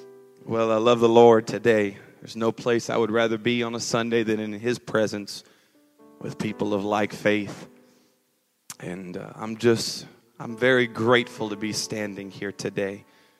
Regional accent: California, United States; moved away; It may not sound like it anymore, but I was raised right here in SoCal. I realize I have a little bit of a twang now, but that is because I have moved away since about 6 years ago.

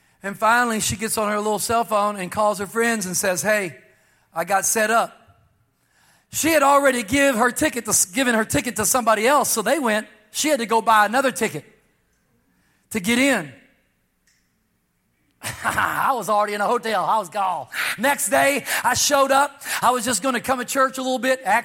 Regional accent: Texas, United States; also born or lived in California; I was from Texas, I was born in Texas, but I had been preaching in California for a long time.

